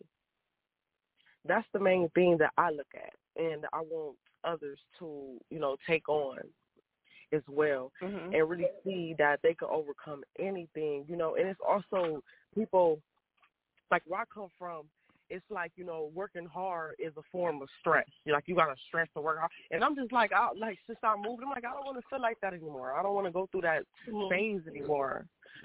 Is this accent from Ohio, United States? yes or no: yes; Toledo, Ohio, United States; moved away as an adult; now in Atlanta, United States; I'm originally from Toledo, Ohio, but I just moved to Atlanta, Georgia